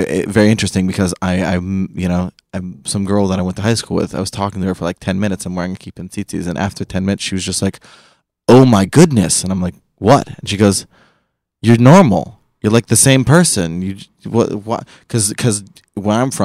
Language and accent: English; Seattle, Washington, United States; moved away; also born or lived in Manchester; I'm from Seattle